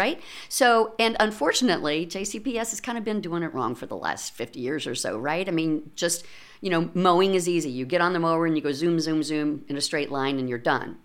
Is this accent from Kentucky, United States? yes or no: yes; Lexington, Kentucky, United States; moved away as an adult; now in Louisville, United States; I was born and raised in Lexington, Kentucky